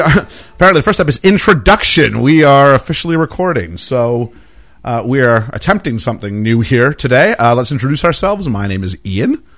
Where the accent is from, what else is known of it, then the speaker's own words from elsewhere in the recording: Canada; moved away; I'm Canadian